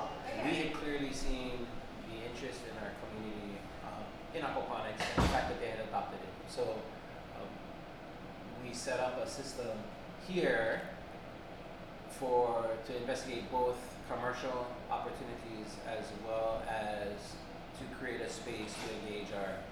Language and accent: English; Waimanalo, Hawaii, United States; also born or lived in West Africa; I'm from Waimanalo, and Waimanalo is an agricultural community